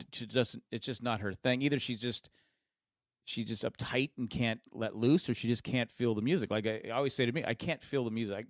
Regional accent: United States; as an American

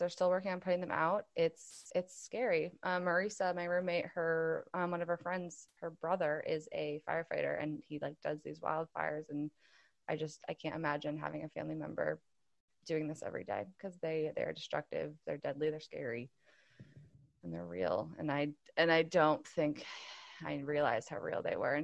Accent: Massachusetts, United States; moved away as an adult; also born or lived in Texas; I'm from Massachusetts

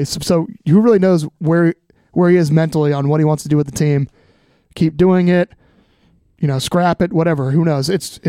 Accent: United States; as an American

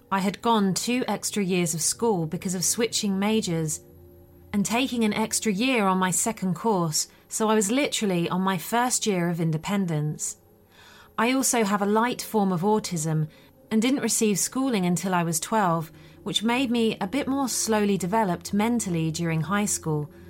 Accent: Sweden; it happened in my home country of Sweden

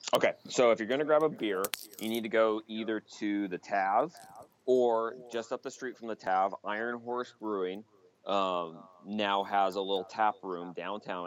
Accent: Ellensburg, Washington, United States; I do love my hometown

